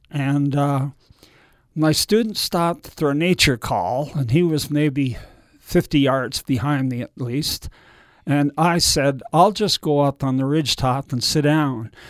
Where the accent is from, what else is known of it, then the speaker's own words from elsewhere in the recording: Canada; moved away; being Canadian, I thought I might move back there.